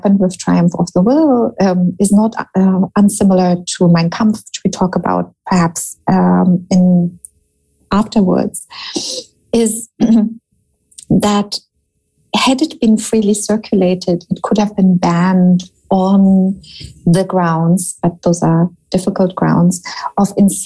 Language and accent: English; Germany; moved away as an adult; also born or lived in United States; I grew up in Germany and was educated here